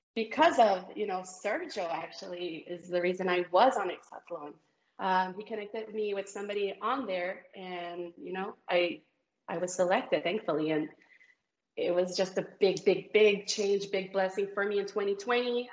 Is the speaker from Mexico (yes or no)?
yes; Celaya, Guanajuato, Mexico; now in San Antonio, United States; I'm Mexican. Yeah, I was born in Guanajuato, Mexico, in Celaya, in a little, very little town on the side of the mountains.